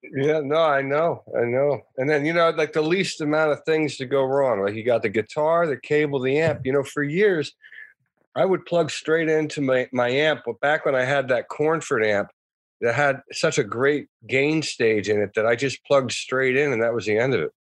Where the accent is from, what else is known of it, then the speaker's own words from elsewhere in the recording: outside of Philadelphia, Pennsylvania, United States; I grew up outside of Philadelphia